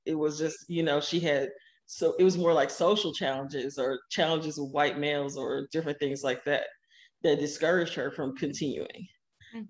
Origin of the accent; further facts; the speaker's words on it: Kansas City, Missouri, United States; moved away; I grew up in Kansas City.